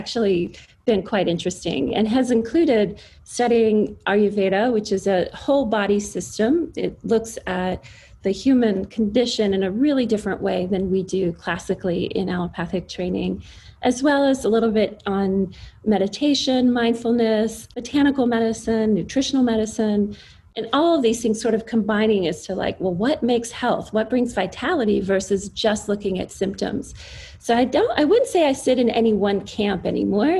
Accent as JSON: {"language": "English", "region": "East Coast", "country": "United States", "tie": "born or raised there", "said": "I grew up on the East Coast and I had a very standard, you know, suburban child of the 80s upbringing."}